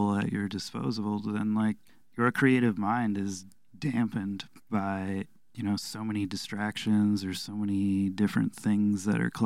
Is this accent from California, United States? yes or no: no; Alpena, Michigan, United States; growing up in Alpena